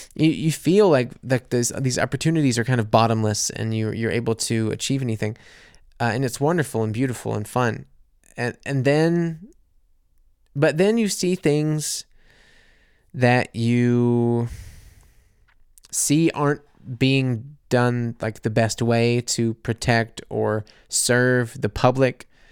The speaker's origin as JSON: {"language": "English", "country": "United States", "also_born_or_lived": "New Orleans", "moved": "as an adult", "lives_now": "Munich, Germany", "said": "a silly American living in Munich"}